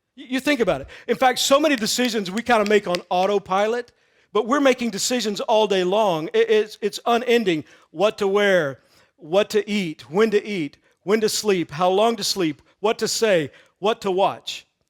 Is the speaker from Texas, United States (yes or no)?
yes; Texas, United States; I grew up in Texas